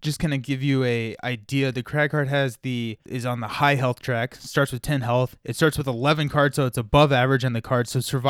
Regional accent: Kentucky, United States; I'm from Kentucky.

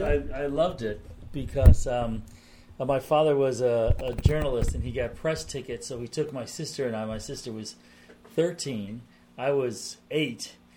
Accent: East Coast, United States; moved away; I grew up on the East Coast

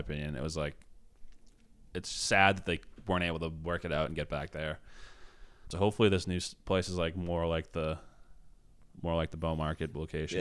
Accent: Billerica, Massachusetts, United States; also born or lived in South Boston; my parents just came to see me the first time in my hometown. I had a show in Billerica

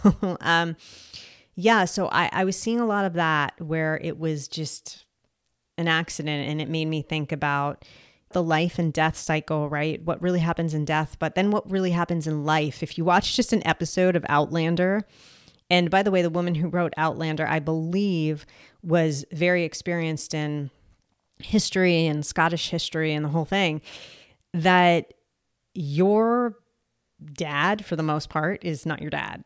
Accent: New Jersey, United States; also born or lived in Colombia; I am from New Jersey

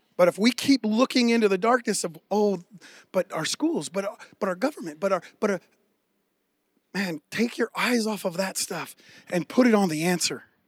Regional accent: near San Francisco, California, United States; growing up near San Francisco

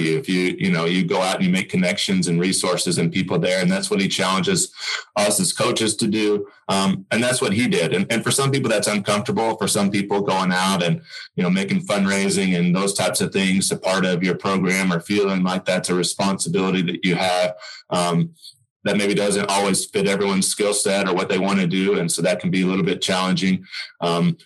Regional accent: Oklahoma, United States; I'm from Oklahoma, and I always had a passion to come back and helping tennis in the state become better

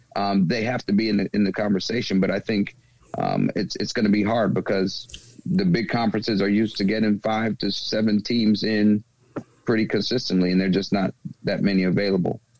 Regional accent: the South, United States; moved away; I'm from the South

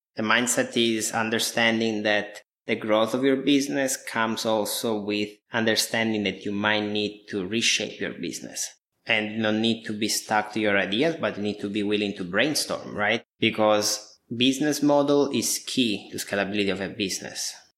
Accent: Apulia, Italy; moved away; I was born and raised in Italy almost 32 years ago now

